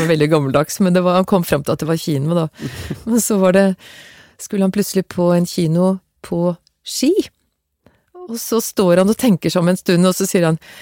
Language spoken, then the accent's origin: Norwegian; Stabekk, Akershus, Norway; also born or lived in Gjelleråsen, Nittedal; Jeg vokste opp på Stabekk med foreldre som var fra Ullevål Hageby og Sogn Haveby